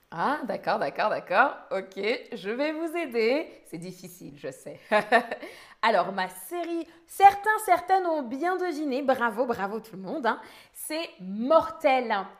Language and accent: French; near Paris, Île-de-France, France; je viens de France, je suis française. J'ai grandi près de Paris